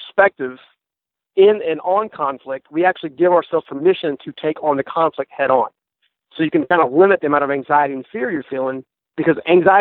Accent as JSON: {"language": "English", "town": "Raleigh", "region": "North Carolina", "country": "United States", "tie": "born or raised there", "said": "born and raised in Raleigh, North Carolina, or the suburbs around it"}